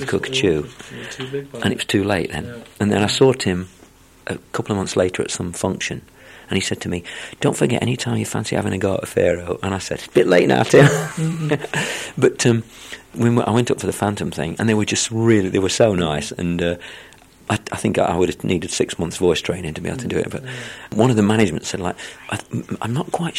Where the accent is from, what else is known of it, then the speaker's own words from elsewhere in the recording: Mansfield, East Midlands, United Kingdom; accent: northern; also born or lived in London; my dad got a job in Mansfield in Nottingham. So when I was a baby, like a year old or something, we moved up there. I'm the only one in the family that speaks with a northern accent.